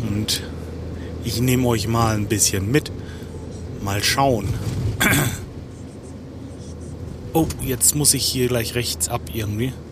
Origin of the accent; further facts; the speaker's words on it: Rödinghausen, North Rhine-Westphalia, Germany; Ich bin am Feierabend und ich komme aus Rödinghausen